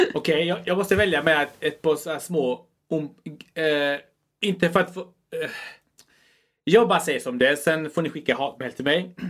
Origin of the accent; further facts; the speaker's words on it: Chile; moved away; är från eh, Chile